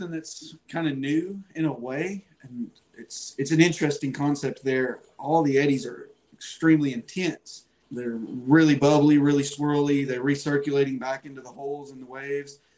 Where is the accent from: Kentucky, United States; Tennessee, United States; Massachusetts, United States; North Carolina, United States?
Tennessee, United States; Chattanooga; I'm from Chattanooga, Tennessee. Boating on and off since I was 15. I'm 27 now.